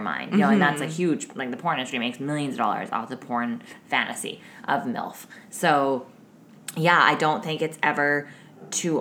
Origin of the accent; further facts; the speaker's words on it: the South, United States; I'm from the South